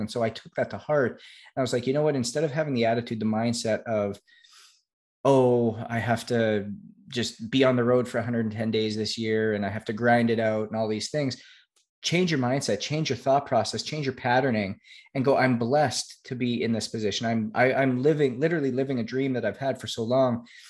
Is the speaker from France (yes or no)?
no; Canada; I was obviously born and raised in Canada